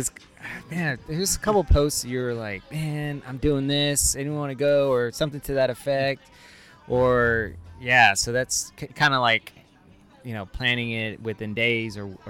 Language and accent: English; Hammond, Indiana, United States; I was born in Indiana. Really? Yeah, Hammond.